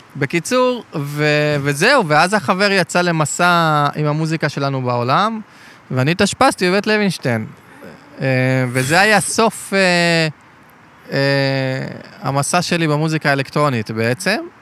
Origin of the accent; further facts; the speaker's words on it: Ashkelon, Southern District, Israel; גדלתי בשכונת עוני בעתיקות באשקלון